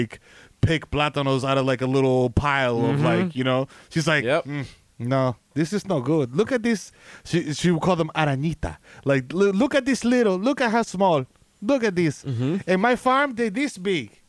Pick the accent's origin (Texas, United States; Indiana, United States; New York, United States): New York, United States; New York City; as a New Yorker